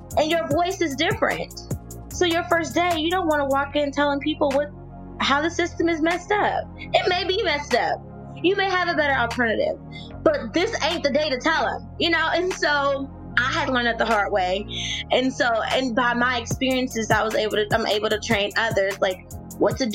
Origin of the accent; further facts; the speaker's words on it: Mississippi, United States; I'm from Mississippi.